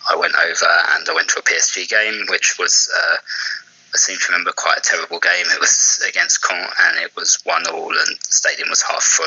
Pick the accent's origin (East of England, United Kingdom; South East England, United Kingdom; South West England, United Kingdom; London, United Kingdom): East of England, United Kingdom; Cambridge; I was born here, I was born in Cambridge and grew up here, then I moved away, yeah. Now I'm back.